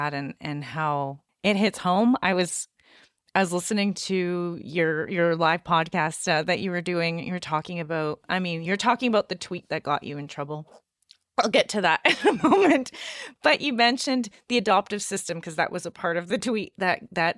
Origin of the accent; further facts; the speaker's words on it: Canada; in Canada, I'm from Canada. I live in Canada